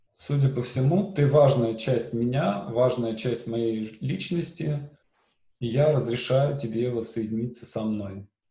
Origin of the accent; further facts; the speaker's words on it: Syamzha, Vologda Oblast, Russia; у меня на родине, в Сямже